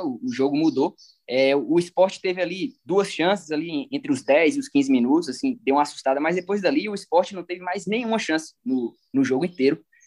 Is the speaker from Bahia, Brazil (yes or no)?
yes; Riacho de Santana, Bahia, Brazil; Sou baiano, sou natural de Riacho de Santana, Bahia